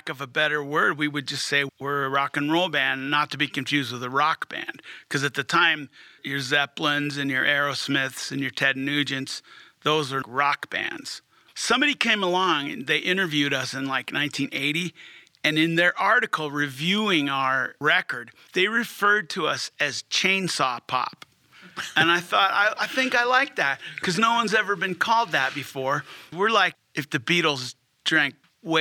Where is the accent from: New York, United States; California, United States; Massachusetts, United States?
California, United States; Hermosa Beach; moved away as an adult; now in Fort Collins, United States; Growing up in Hermosa Beach at age 14